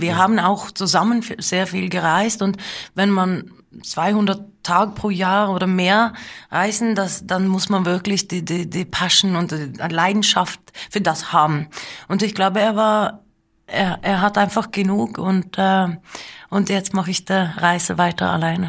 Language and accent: German; Lillehammer, Innlandet, Norway; German is a second language; Und wir sind aufgewachsen auf dieser Farm in der Nähe von Lillehammer in Norwegen